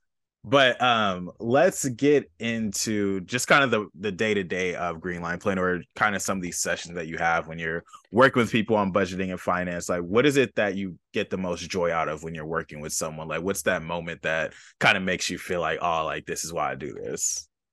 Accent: Los Angeles, California, United States; I grew up near Jesse Owens Park off of, like, Century and Western

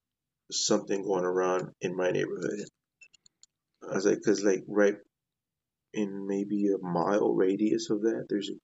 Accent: Dallas, Texas, United States; I'm from the Dallas area, Oak Cliff to be exact, which is that's where I'm from.

